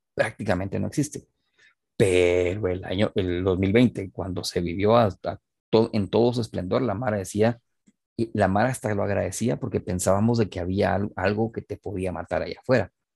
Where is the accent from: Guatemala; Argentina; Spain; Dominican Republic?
Guatemala; Guatemala City, Guatemala Department; en una ciudad como Guatemala, vos, en serio, o sea, no somos Tokio, pues. No somos Ciudad de México